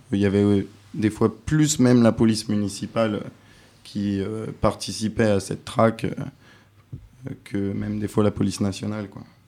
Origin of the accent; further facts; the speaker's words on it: France; je suis français